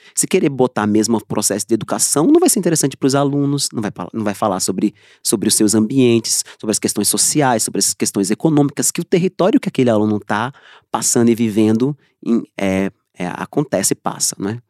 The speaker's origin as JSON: {"language": "Portuguese", "area": "Trigueiros", "region": "Pernambuco", "country": "Brazil", "said": "eu sou de Trigueiros"}